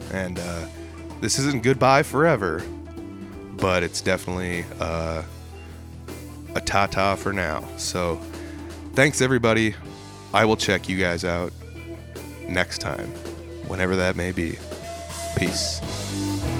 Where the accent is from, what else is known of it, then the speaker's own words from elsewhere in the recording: North Central Iowa, United States; I'm from the North Central Iowa area